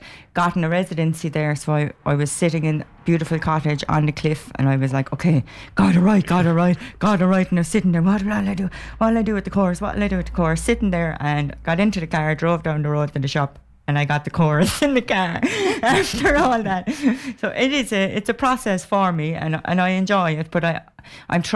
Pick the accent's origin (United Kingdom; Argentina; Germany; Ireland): Ireland; Cork, Munster; I'm from Cork.